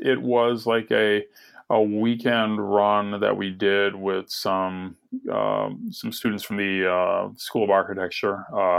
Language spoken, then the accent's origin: English; Cleveland, Ohio, United States; moved away; also born or lived in New York; I'm a Midwesterner myself. I came from suburban Cleveland.